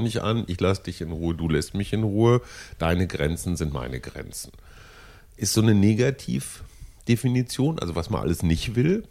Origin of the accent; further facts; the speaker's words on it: Germany; als Deutsche